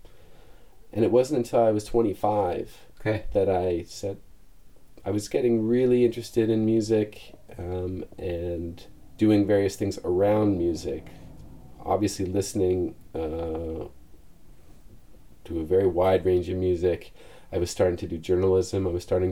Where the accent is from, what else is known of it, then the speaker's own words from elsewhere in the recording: Toronto, Ontario, Canada; I grew up in Leaside in Toronto